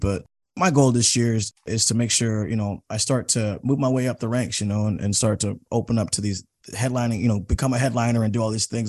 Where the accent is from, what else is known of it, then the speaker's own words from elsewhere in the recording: Seattle, Washington, United States; I'm from Seattle